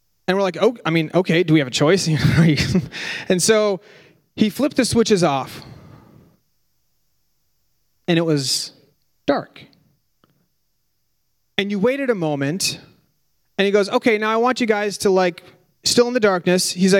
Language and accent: English; Minnesota, United States; We're from Minnesota